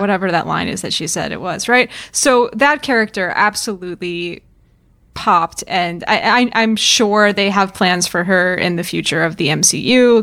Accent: New York, United States; the same county in New York that I am from

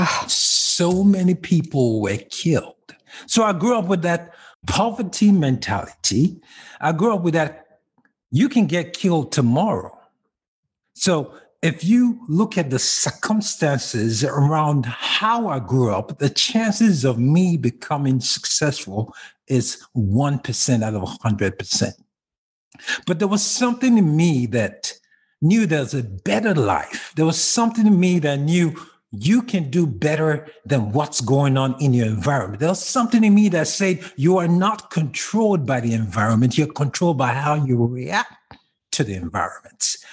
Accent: Kaduna, Kaduna State, Nigeria; moved away; I grew up in a place called Kaduna, which is the northern part of Africa, Nigeria, to be more specific

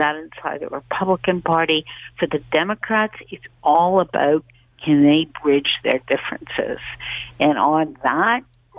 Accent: Canada; as a Canadian

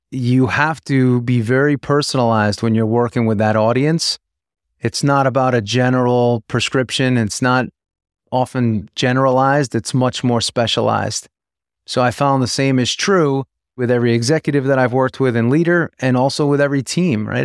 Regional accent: New York, United States; moved away as an adult; also born or lived in Tampa, Florida; growing up in New York, I was always a big Yankee fan

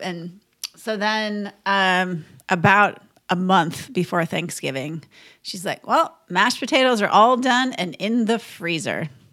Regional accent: Minnesota, United States; I grew up in Minnesota

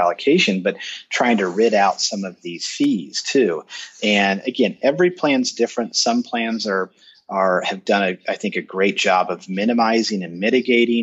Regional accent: Kansas City, Missouri, United States; I'm in Kansas City, and American Century is in my hometown

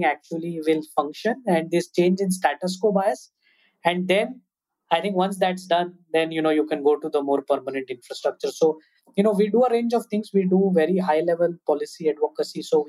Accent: Mumbai, Maharashtra, India; I grew up in Mumbai

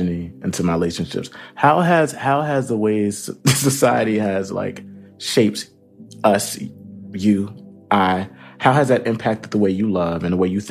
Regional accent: Camden, New Jersey, United States; I grew up in Camden, New Jersey. Shout out to home in the hood.

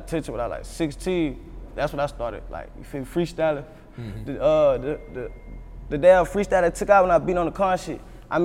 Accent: South Carolina, United States; born or raised there; also born or lived in Boston, Massachusetts; now in Atlanta, United States

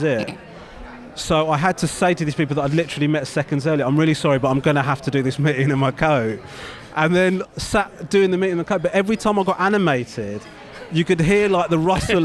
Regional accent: United Kingdom; me as a Brit

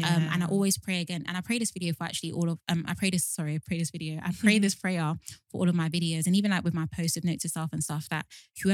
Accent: Nigeria; as a Nigerian

